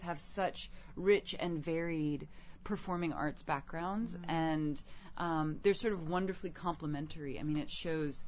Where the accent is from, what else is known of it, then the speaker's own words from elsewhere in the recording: New York City, New York, United States; as a New Yorker